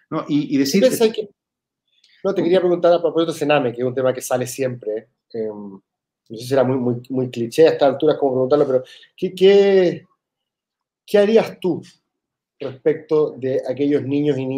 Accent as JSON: {"language": "Spanish", "country": "Argentina", "said": "Sí, yo en ese sentido soy súper argentino"}